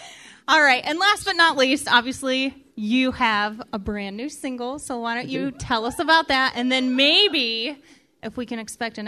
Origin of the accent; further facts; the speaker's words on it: Indiana, United States; moved away; I'm from Indiana.